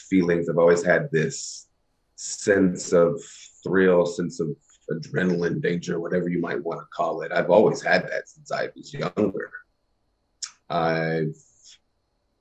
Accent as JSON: {"language": "English", "region": "Kentucky", "country": "United States", "tie": "born or raised there", "said": "growing up in the country where I grew up in Kentucky"}